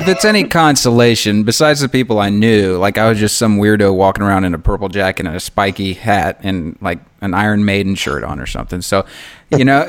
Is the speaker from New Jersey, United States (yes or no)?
no; Memphis, Tennessee, United States; we grew up in Memphis together